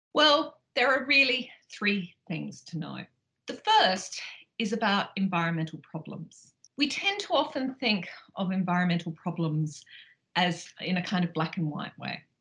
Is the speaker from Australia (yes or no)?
yes; Australia; moved away; as you probably can tell from my accent, I grew up in Australia